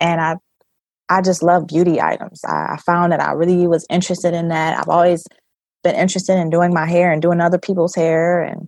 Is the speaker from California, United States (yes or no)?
no; Detroit, Michigan, United States; I come from Detroit, Michigan. My whole family lives here. And this is where I kind of stuck. I kind of ventured out into the suburbs, but end up coming back, and I love it.